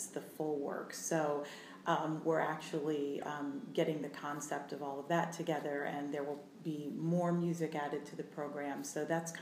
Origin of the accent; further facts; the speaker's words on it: Allegany, New York, United States; moved away as an adult; also born or lived in Indiana / Cincinnati, Ohio / Orlando, Florida; I grew up in the southern tier of New York State, a little town called Allegheny.